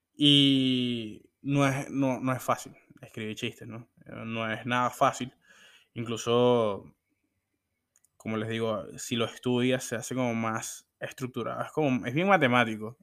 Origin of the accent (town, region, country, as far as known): Venezuela; born or raised there